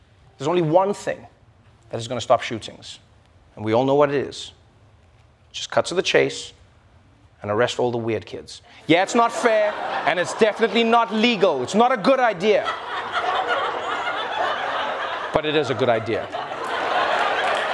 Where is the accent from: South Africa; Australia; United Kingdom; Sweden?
South Africa; I'm South African